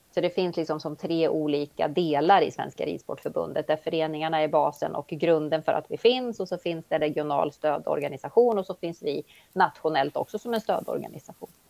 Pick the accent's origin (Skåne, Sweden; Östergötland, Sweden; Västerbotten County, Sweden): Östergötland, Sweden; moved away as an adult; now in Eskilstuna, Sweden; Har en bakgrund som östgöte, född och uppväxt mm. i Östergötland